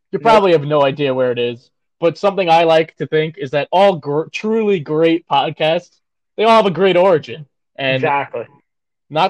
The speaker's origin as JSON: {"language": "English", "town": "New York City", "region": "New York", "country": "United States", "said": "Both being from downstate New York, he happened to be from Long Island. I'm from Staten Island"}